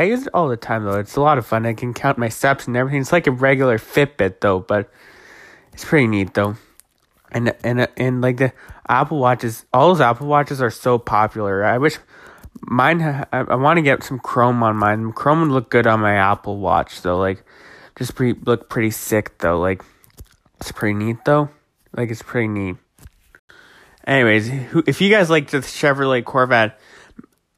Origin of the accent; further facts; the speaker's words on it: Toronto, Ontario, Canada; I'm actually from Toronto